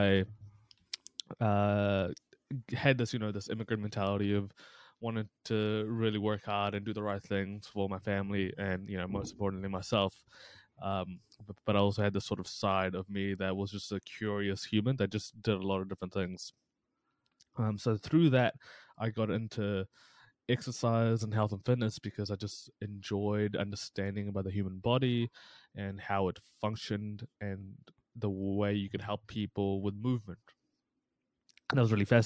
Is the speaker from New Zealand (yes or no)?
yes; Hawera, Taranaki, New Zealand; also born or lived in Pakistan; I'm from Pakistan. So I moved from Pakistan to New Zealand, to Aotearoa in 2004 as a kid